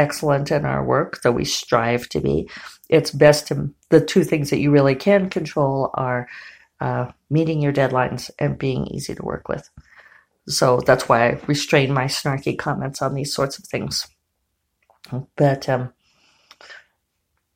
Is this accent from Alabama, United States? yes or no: no; Colorado, United States; I grew up in Colorado